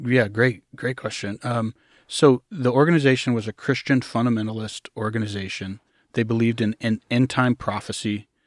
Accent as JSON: {"language": "English", "region": "Arkansas", "country": "United States", "tie": "born or raised there", "said": "I grew up in a, I usually call it a commune first, a commune in Arkansas"}